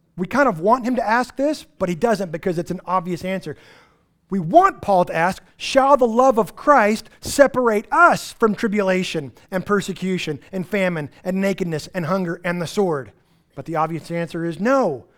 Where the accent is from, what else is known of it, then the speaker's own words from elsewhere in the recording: Texas Panhandle, United States; I grew up in the Texas Panhandle